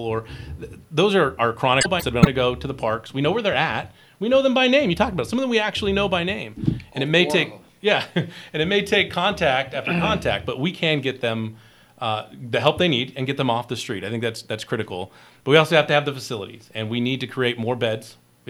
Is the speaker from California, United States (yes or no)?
yes; Colton, California, United States; I'm a school board member at Colton, Joint Unified School District, okay. My hometown school district.